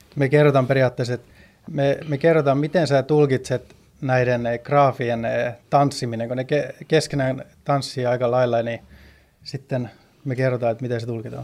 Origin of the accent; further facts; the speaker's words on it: Sweden; moved away as an adult; also born or lived in Stockholm; now in Finland; kun mä oon syntynyt ja kasvanut Ruotsissa, mutta muutin tänne Suomeen